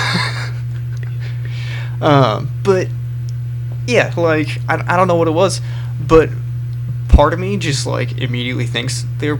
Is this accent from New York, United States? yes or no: no; California, United States; my hometown in California